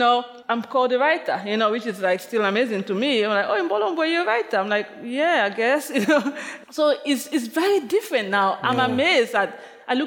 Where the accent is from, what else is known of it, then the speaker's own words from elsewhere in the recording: Limbe, Southwest Region, Cameroon; moved away as an adult; now in New York City, United States; my hometown of Limbe